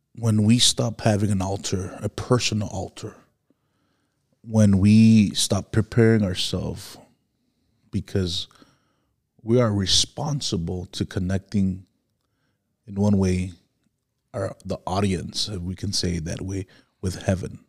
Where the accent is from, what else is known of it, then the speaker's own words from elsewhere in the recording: Miami, Florida, United States; I grew up in Miami, where there was a lot of witchcraft